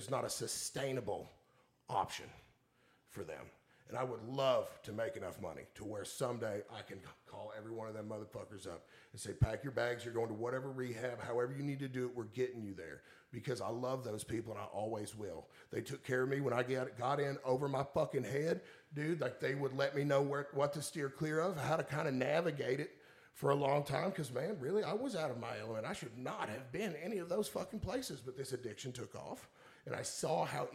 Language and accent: English; Woodford County, Kentucky, United States; growing up in Woodford County